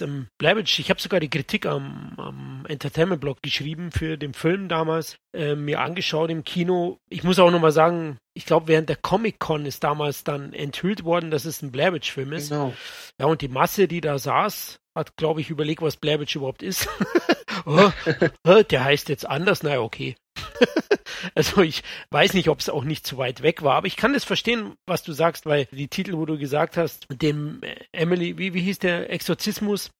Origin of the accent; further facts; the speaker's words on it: Bavaria, Germany; hier bei uns in Bayern